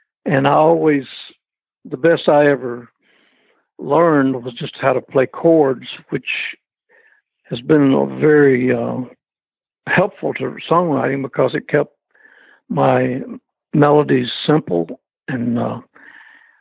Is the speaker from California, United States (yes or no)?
no; Athens, Alabama, United States; moved away as an adult; I was raised in Athens, Alabama.